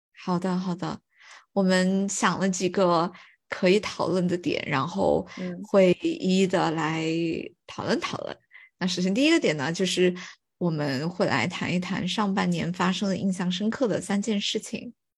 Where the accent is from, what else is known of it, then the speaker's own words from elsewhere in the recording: Fuling, Chongqing, China; moved away; 我跟我妈妈在福临城里面散步，然后因为我是出生在那个地方